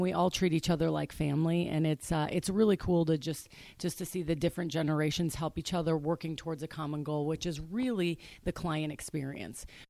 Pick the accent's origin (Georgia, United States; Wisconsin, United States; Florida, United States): Wisconsin, United States; Waukesha; moved away as an adult; also born or lived in Arizona; now in Scottsdale, United States; I grew up on a small lake outside of Waukesha, Wisconsin